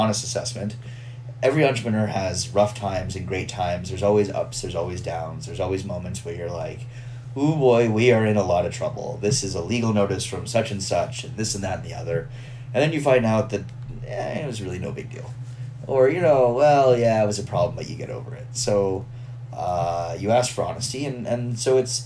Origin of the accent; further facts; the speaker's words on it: Houston, Texas, United States; I'm from Houston